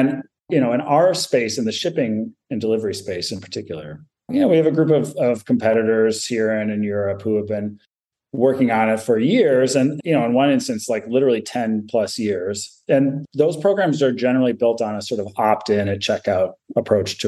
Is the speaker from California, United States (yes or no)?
no; Michigan, United States; I grew up in Michigan